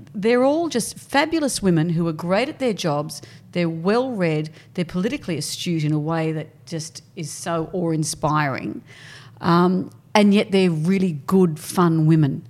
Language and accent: English; Sydney, New South Wales, Australia; also born or lived in Brisbane / Perth; we came to Sydney when I was probably in fifth class